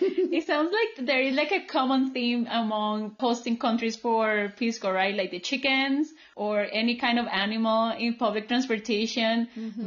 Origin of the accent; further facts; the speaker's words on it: Colombia; moved away; I was coming back home. I, my social group was very, very small here in my home country